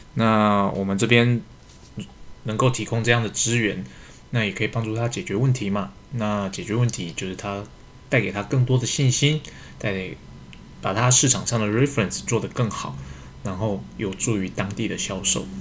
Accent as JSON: {"language": "Chinese", "country": "Taiwan", "said": "我们台湾这边开放的比较慢，"}